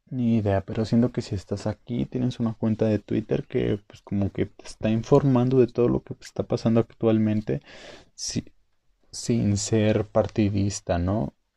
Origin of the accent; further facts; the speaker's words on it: Mexico; México es parte de Norteamérica. Somos norteamericanos